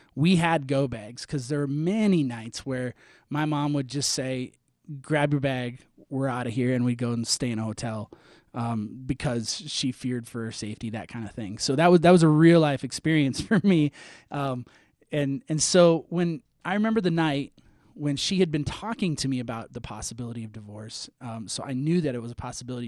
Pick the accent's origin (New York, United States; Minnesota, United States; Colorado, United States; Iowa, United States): Minnesota, United States; I'm from Minnesota. I grew up in Minnesota